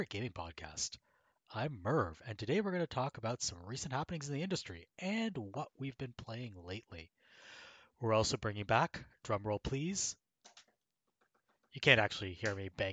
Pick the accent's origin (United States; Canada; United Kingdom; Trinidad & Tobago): Canada; I'm Canadian